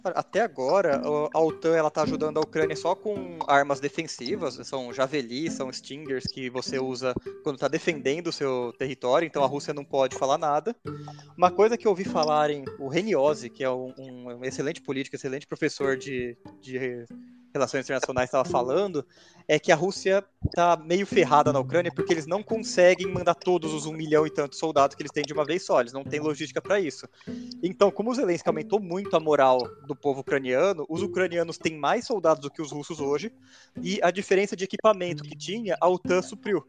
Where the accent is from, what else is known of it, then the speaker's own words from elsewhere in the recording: Americana, São Paulo, Brazil; em Americana, eu sou de Americana